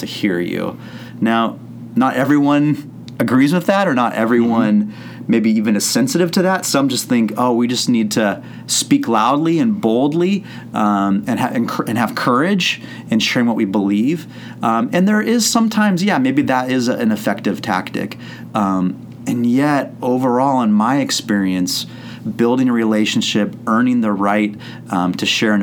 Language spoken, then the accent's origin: English; Santa Cruz, California, United States; I grew up in Santa Cruz, which is on the central coast of here of California